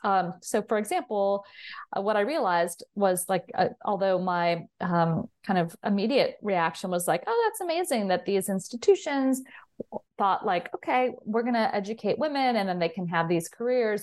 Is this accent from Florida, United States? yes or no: no; Southern California, United States; I grew up in Southern California